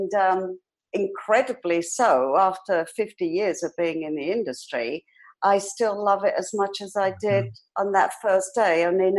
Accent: London, United Kingdom; I was born in London and raised in London, in England, because I believe there's another London in Canada.

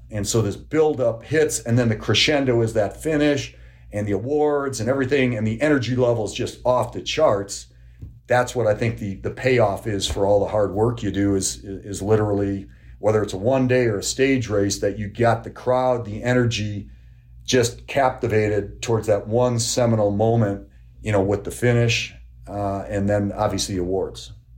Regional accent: Kenosha, Wisconsin, United States; I grew up in Kenosha, Wisconsin

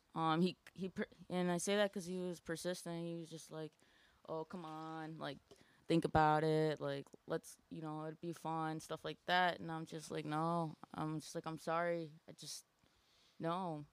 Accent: Aurora, Illinois, United States; I am from Aurora, Illinois

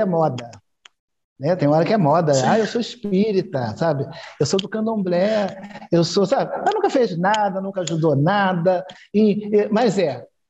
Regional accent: Rio de Janeiro, Brazil; eu sou do Rio, do Rio de Janeiro

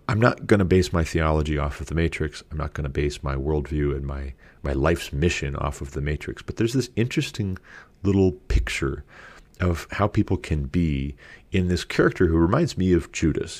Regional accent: United States; I'm an American.

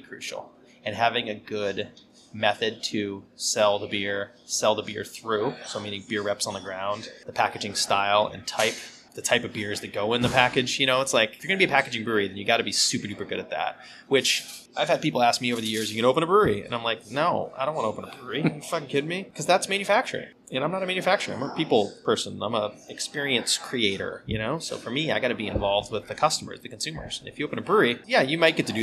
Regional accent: West Coast, United States; I grew up on the West Coast, so I grew up with, you know, really clean and clear bitter IPAs

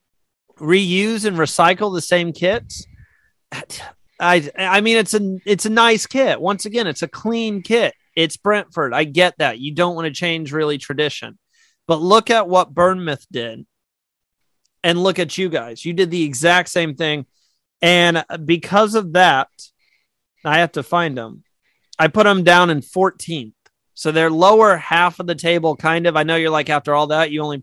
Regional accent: United States; I am American

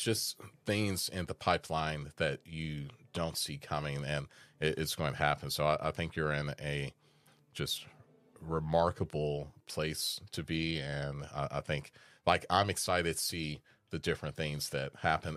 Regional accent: Des Moines, Iowa, United States; moved away; I was born in Des Moines, Iowa

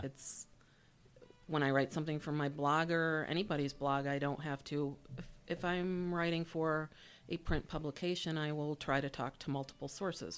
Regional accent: Syracuse, New York, United States; I grew up here in Syracuse on the, in the university area on Euclid Ave between Ackerman and Sumner.

